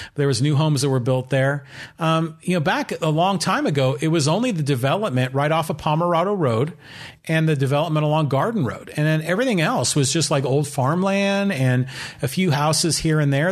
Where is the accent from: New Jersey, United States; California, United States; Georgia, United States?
California, United States; San Francisco; now in Poway, United States; I was born in San Francisco.